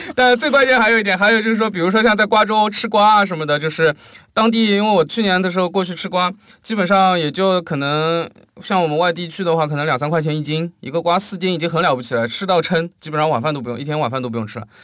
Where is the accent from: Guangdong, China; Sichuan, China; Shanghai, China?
Shanghai, China; 我本身是上海人